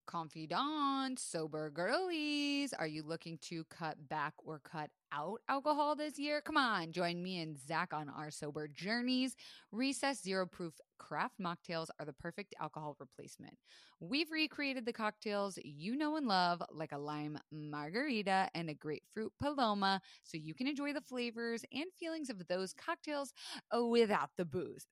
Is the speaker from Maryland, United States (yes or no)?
no; Florida, United States; I was raised in Florida